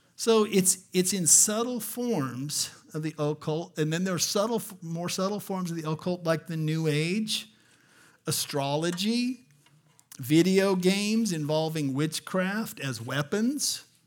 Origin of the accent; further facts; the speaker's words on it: Albuquerque, New Mexico, United States; I grew up in Albuquerque, New Mexico